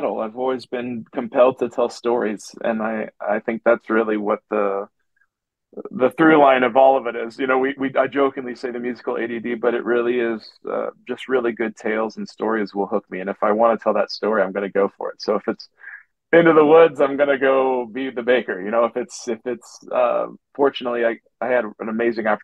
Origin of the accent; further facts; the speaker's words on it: Missouri, United States; moved away; I am from Missouri